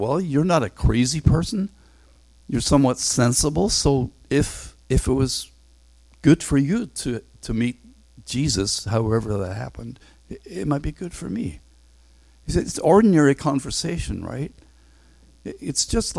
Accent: Northern Ireland, United Kingdom; moved away; I grew up in Northern Ireland, and I went to this stuffy grammar school.

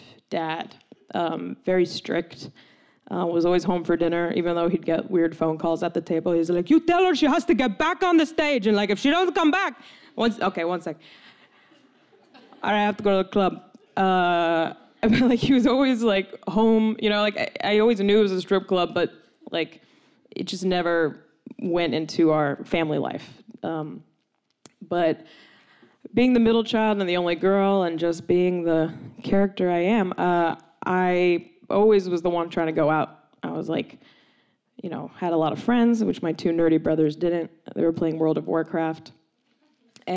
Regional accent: Palm Springs, California, United States; I grew up in Palm Springs, California

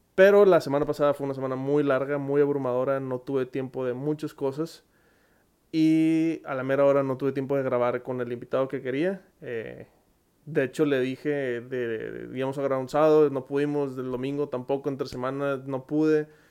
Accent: Monterrey, Nuevo León, Mexico; accent: regio; soy de Monterrey, creo que si no lo habían notado por el magnífico acento regio que tengo en todos los videos

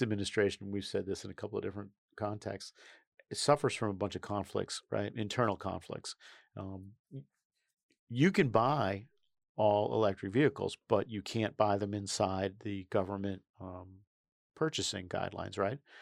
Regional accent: New York, United States; the day I was born in New York State

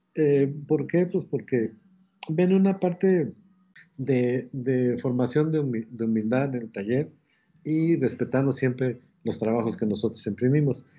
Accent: Mexico City, Mexico; hay un barrio que se llama eh, Casas Alemán, a un costado de, la Ciudad de México, pero sigue siendo la Ciudad de México. De ahí, nací, ahí llevé mi, el asunto de la escuela

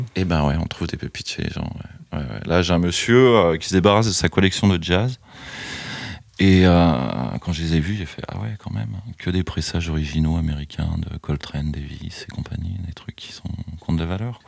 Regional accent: Chalon-sur-Saône, Bourgogne-Franche-Comté, France; je suis originaire de Chalon, j'ai connu des disquaires à Chalon

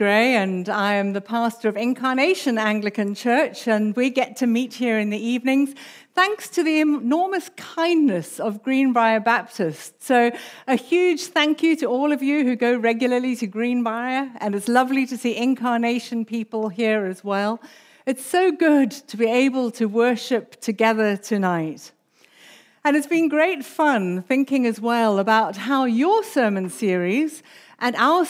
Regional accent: South Africa; accent: South African; also born or lived in United Kingdom; we came from the UK. But my accent's actually mainly South African, so there's a bit of a mixture there.

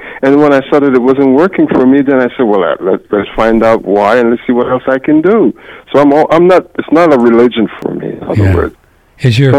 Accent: New York City, New York, United States; moved away as an adult; now in Charlotte, United States; Yes, I'm formerly from the Big Apple.

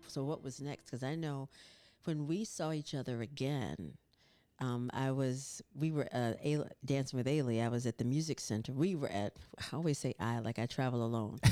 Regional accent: North Carolina, United States; I grew up in North Carolina

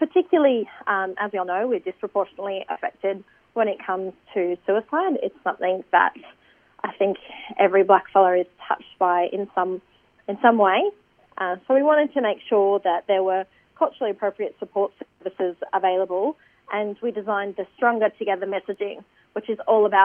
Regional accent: Eaglehawk Neck, Tasmania, Australia; now in Sydney, Australia; So I'm Palawa from Eagle Hawk Neck in southeast Tasmania.

